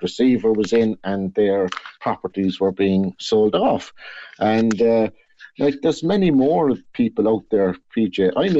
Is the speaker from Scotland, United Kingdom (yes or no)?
no; Blackpool, North West England, United Kingdom; it's absolutely great because I have people I grew up with in Blackpool there around me, and it's just home, you know.